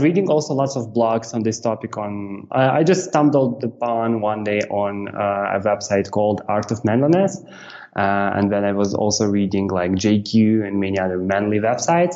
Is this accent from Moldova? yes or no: yes; Moldova; moved away as an adult; I'm from Republic of Moldova. This is Eastern Europe